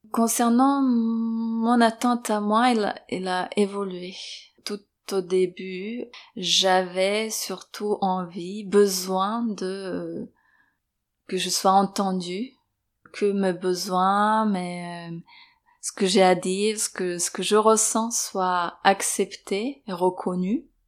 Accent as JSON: {"language": "French", "country": "Serbia", "tie": "born or raised there", "moved": "as an adult", "lives_now": "Paris, France", "said": "je suis née à l'étranger, en Serbie, et je suis arrivée en France à 23 ans"}